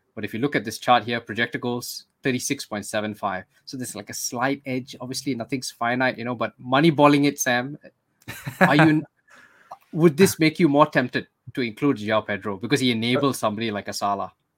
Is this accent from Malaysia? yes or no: yes; Malaysia; we're Malaysian, so we're not Singaporean